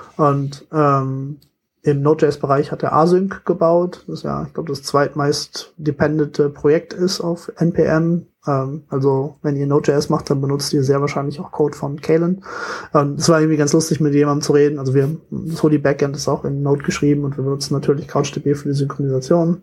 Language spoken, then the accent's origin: German; Germany; ich bin echt gebürtiger Deutscher